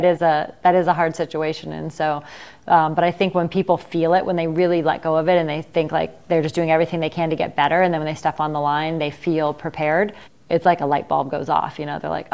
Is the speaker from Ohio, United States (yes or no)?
yes; Ohio, United States; You know I'm from Ohio, though.